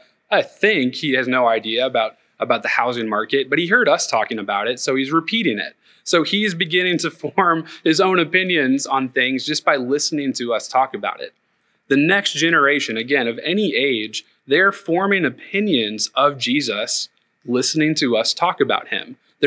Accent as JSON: {"language": "English", "region": "Tennessee", "country": "United States", "said": "We came from Northeast Tennessee and the housing market was a little different."}